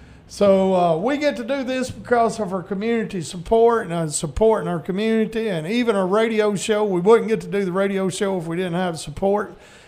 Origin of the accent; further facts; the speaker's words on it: Wheeler, United States; he is from my hometown of Wheeler